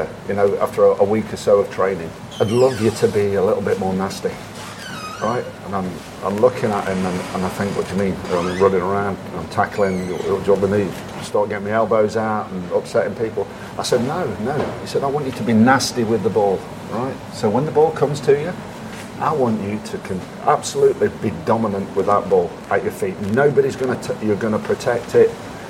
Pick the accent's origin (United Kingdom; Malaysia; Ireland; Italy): United Kingdom; I would look at a European striker based on the fact that I'm a British striker and think, God, he's lazy, right?